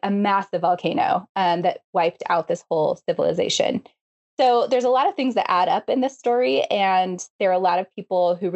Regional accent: Salt Lake City, Utah, United States; I'm from Salt Lake City

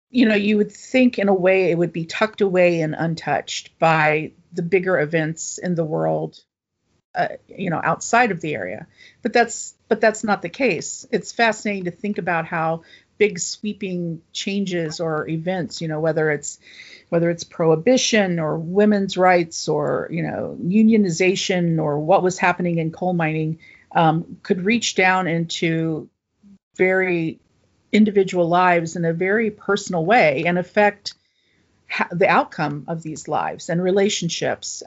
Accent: Appalachia, United States; I could set it in my home state, but also Appalachia and draw on, uh, you know, kind of my roots

